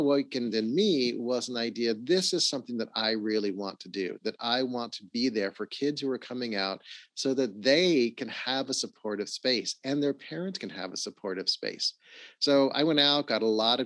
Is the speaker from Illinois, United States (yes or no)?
no; Los Angeles, California, United States; I grew up in Los Angeles. I actually grew up in the Hollywood Hills, went to Hollywood High School.